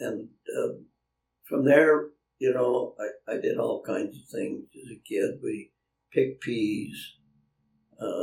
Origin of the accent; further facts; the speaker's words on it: Ordway, Colorado, United States; also born or lived in Del Norte, Colorado; Then we moved to Ordway, Colorado, and that's where I got my horse when I was 8 years of age